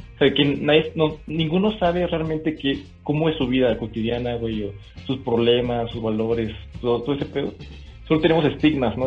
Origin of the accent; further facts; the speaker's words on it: Monterrey, Nuevo León, Mexico; yo soy de Monterrey